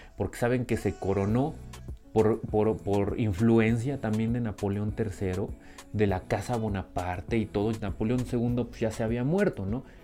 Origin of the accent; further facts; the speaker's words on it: Mexico; como pueblo mexicano